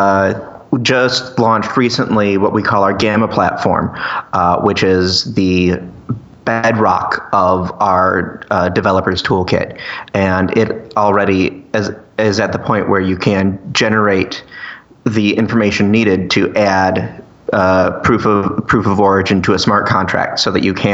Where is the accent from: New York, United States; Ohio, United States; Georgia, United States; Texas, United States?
Ohio, United States; I'm from Ohio